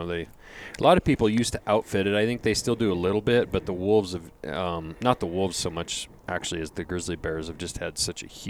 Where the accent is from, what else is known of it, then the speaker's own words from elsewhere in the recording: Lincoln, Montana, United States; I was raised in Lincoln, which is about 2 hours east of where I live right now. Lincoln's right on the edge of the Bob Marshall Wilderness.